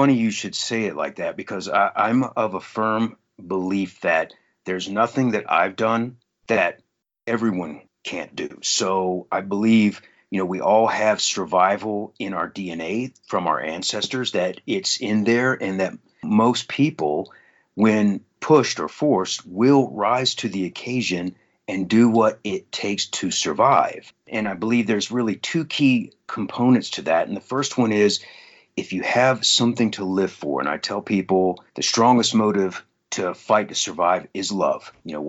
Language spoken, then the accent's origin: English; Virginia, United States; also born or lived in Kentucky / Southeast US; I was born in Kentucky. I grew up all around the Southeast as an Army brat, primarily in Virginia, actually.